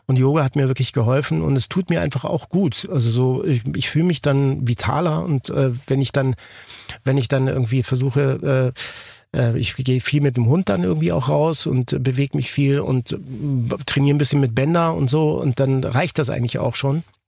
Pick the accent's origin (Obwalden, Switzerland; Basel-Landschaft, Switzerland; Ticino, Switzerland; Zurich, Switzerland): Ticino, Switzerland; ich bin ja aus dem Tessin äh, gebürtig